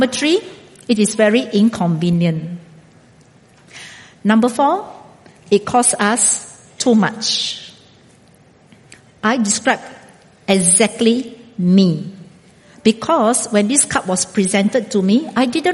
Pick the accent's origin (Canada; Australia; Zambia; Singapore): Singapore; moved away as an adult; also born or lived in India; now in Brazil; until the day I die, I am still a Singaporean.